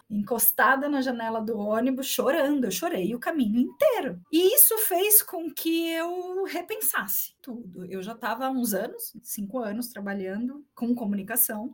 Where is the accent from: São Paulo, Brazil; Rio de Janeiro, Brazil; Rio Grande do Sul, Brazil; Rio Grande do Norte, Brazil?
São Paulo, Brazil; moved away as an adult; also born or lived in Osasco; now in Santiago, Chile; Nascida e criada em São Paulo e vivi minha vida inteira em São Paulo antes de vir